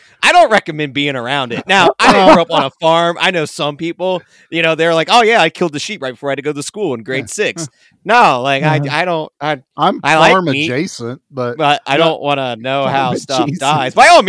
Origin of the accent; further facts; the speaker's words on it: United States; we as an American culture